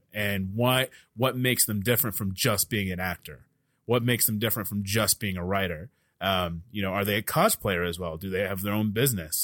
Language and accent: English; Dallas, Texas, United States; I'm from Dallas